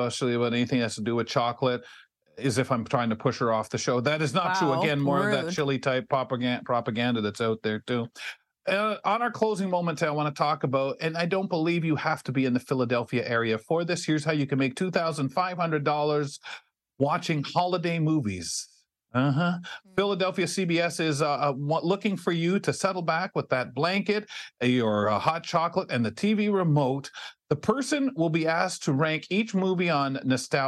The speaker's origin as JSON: {"language": "English", "country": "Canada", "said": "We don't want to lose our Canadian heritage with it."}